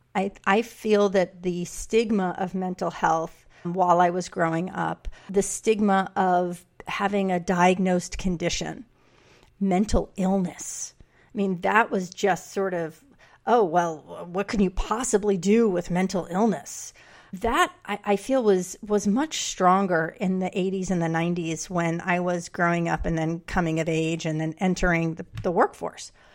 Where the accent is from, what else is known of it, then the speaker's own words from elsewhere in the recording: New York City, New York, United States; I grew up in New York City